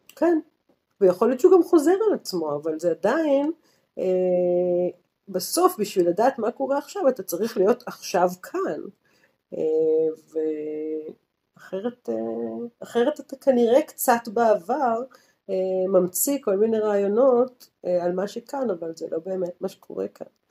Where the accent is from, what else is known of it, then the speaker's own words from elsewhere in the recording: Tel Aviv, Tel Aviv District, Israel; moved away as an adult; also born or lived in Jerusalem; now in Goa, India; מתל אביב, בתור תל אביבית